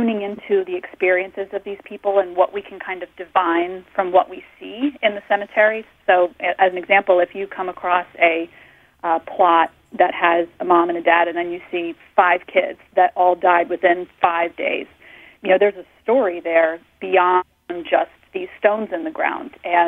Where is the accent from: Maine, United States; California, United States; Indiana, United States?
Maine, United States; I grew up in Maine and around a lot of old cemeteries, and in Vermont I started to do a lot of research around here